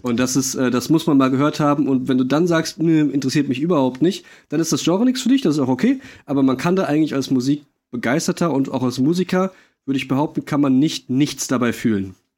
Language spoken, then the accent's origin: German; Monheim, Germany; aus meinem Heimatort, aus Monheim